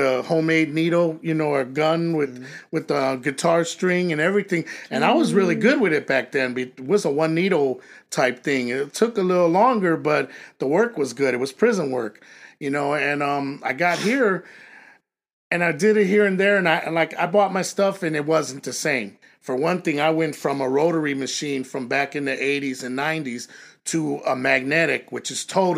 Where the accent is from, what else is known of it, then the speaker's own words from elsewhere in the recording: Chicago, Illinois, United States; moved away as an adult; also born or lived in Las Vegas, Nevada / California; I loved growing up in Chicago, but I mean, it was crazy. I grew up in a bad area